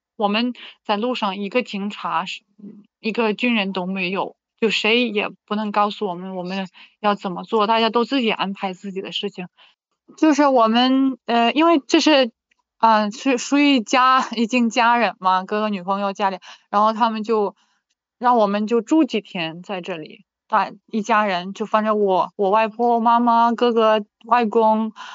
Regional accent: Vinnytsia Oblast, Ukraine; Chinese is a second language; also born or lived in Guangzhou, China; 我在乌克兰的文尼，文尼察州卡尼夫卡嗯，这是嗯。我的家乡。它属于中部，它属于中部，然后是里基辅有二百五十公里的样子，往，往南走的话。啊，生活环境很安，很安静，我们那里很安逸。啊，对，所以是节奏满，慢的城市

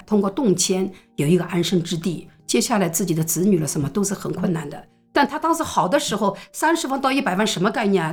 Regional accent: Shanghai, China; 我们上海人

